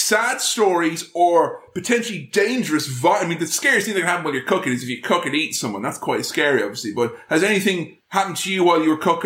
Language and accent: English; Ireland; moved away; There's a phrase we have in my homeland